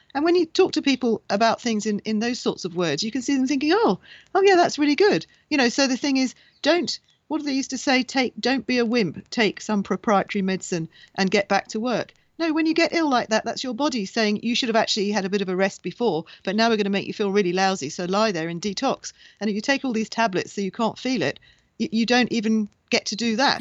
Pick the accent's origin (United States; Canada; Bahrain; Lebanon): Bahrain; I was born in Bahrain in the Middle East